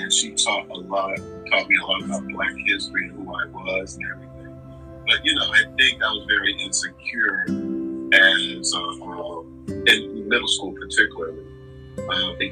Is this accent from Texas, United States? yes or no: no; Eatonville, Florida, United States; also born or lived in Roxbury, Boston, Massachusetts; now in Boston, United States; I'm originally from Eatonville, Florida